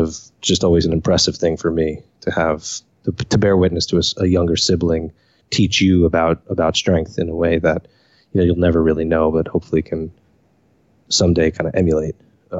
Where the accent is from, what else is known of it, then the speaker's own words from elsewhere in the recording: Cranford, New Jersey, United States; also born or lived in Elizabeth, New Jersey; I was born in New Jersey, Elizabeth, New Jersey, to be exact. Grew up in Cranford, which is about 10 minutes outside New York, Newark Airport